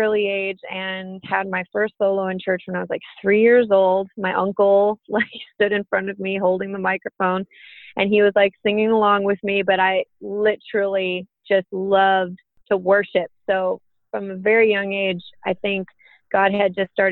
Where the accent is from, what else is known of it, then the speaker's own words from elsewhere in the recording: Buffalo, New York, United States; I was born and raised in Buffalo, New York